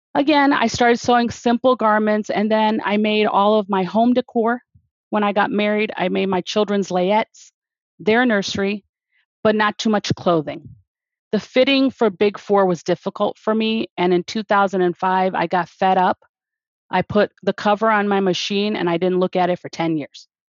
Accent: outside of Detroit, Michigan, United States; I was born and raised outside of Detroit

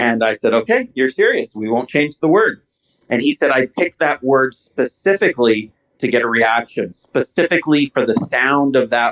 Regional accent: Canada; I'm a Canadian

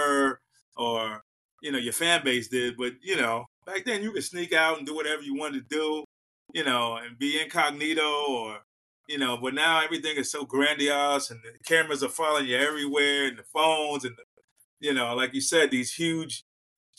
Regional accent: New York City, New York, United States; moved away as an adult; I grew up in Harlem

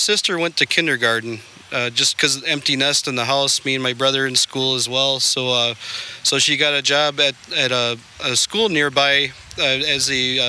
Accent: Neenah, Wisconsin, United States; now in Indiana, United States; I was born in Wisconsin, about the town of Neenah, which a lot of people may not know where that is

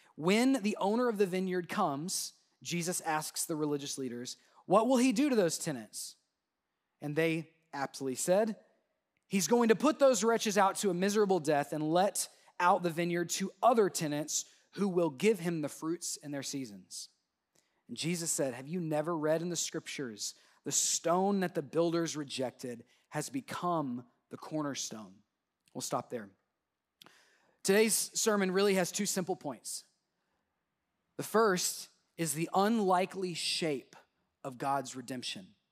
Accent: Southwest Oklahoma, United States; my hometown in, in Southwest Oklahoma

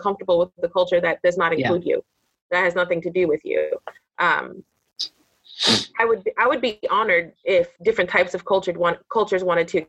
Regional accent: Orange County, California, United States; I grew up in Orange County, California

